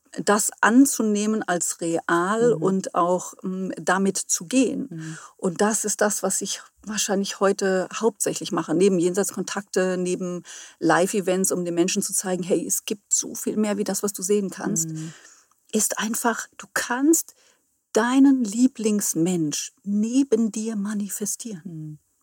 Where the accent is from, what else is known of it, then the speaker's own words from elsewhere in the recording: near Friedberg, Hesse, Germany; moved away as an adult; now in Hamburg, Germany; Ich komme ursprünglich aus dem Hessenland, mhm. bin dort auch geboren, also in der Nähe von Friedberg